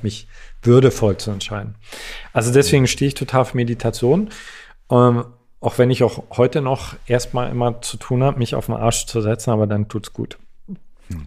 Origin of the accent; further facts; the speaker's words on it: East Germany, Germany; Ich komme aus, komme aus Ostdeutschland.